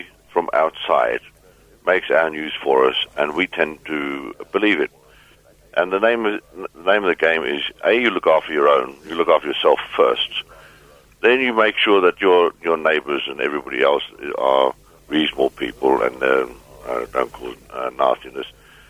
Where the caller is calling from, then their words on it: Muldersdrift, Gauteng, South Africa; I'm speaking from Mulder's Rift, and I travelled the country right away through.